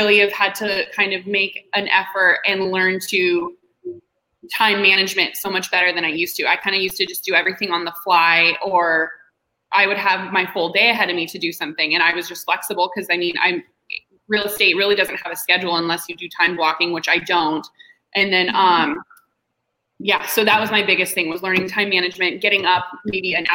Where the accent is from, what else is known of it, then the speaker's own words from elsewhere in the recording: Tempe, Arizona, United States; So I was born and raised here in Arizona. I grew up in Tempe.